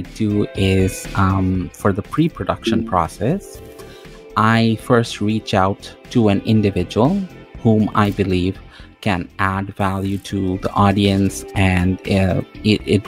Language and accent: English; Toronto, Ontario, Canada; I'm from Toronto, Canada